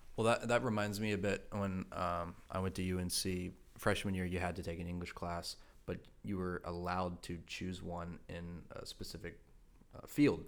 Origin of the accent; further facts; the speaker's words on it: Rowan County, North Carolina, United States; I come from Roanne